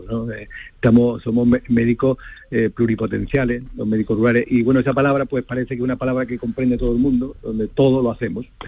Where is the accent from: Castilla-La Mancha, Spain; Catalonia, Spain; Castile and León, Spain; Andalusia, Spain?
Andalusia, Spain; Coripe; moved away as an adult; also born or lived in El Coronil / Pruna; now in Cañada Rosal, Spain; yo soy de un pueblo, yo nací en Coripe, en Sevilla, un pueblecito pequeño de la Sierra Sur de, Sevilla